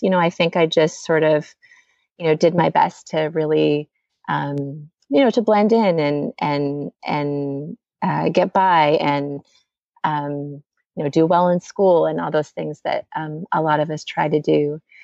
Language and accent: English; Roseburg, Oregon, United States; he and I were born and raised in Roseburg.